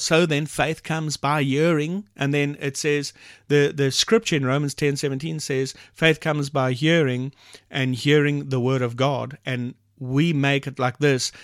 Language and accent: English; South Africa; first language English; We have multiple languages in South Africa. The main language is English, second is Afrikaans, and so forth. She's Afrikaans, I'm English